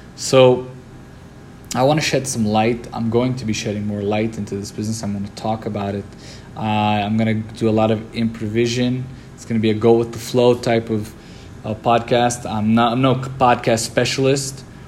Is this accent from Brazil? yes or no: yes; Brazil; also born or lived in New York, United States / Lebanon; I was born in the United States, in New York, raised in in Lebanon and in Brazil. I spent a few years in Lebanon and spent 10 years in Brazil.